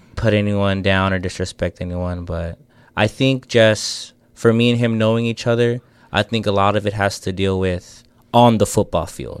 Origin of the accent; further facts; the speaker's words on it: San Antonio, Texas, United States; we're all from San Antonio